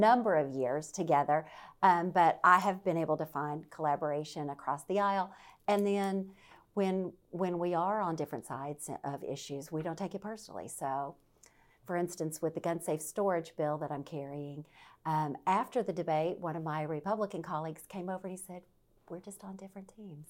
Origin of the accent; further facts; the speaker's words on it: Deep South, United States; now in Virginia, United States; I'm from the Deep South. I grew up around guns.